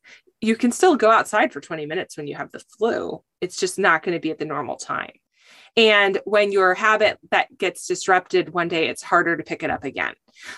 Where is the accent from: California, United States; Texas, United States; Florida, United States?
California, United States; also born or lived in Michigan; And then I am from California.